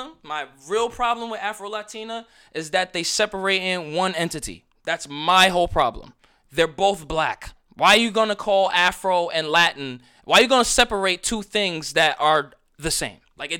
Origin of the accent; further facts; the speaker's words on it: Australia; It's just Australian. I'm Australia. I came from Australia. I'm an Australian guy.